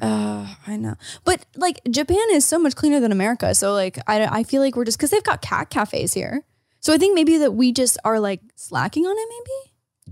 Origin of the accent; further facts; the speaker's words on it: Ontario, Canada; As an Ontarian